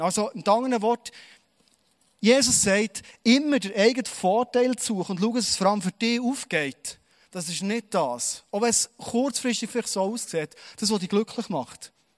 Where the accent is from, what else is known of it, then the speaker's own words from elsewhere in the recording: Bernese Oberland, Switzerland; als Berner Oberländer